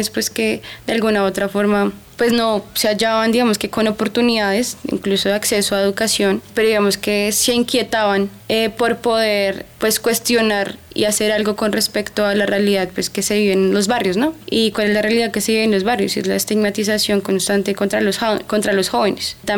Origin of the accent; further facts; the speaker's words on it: Bogotá, Colombia; Viví y crecí en el, en el Codito toda mi vida, pero como que hubo un conflicto de no reconocerme, digamos que en ese, en ese lugar. Me fui de mi barrio por un tema personal.